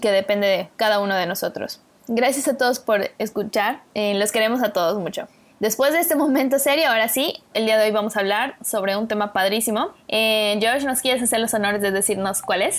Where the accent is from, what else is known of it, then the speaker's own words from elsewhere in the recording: Mexico; como mexicanos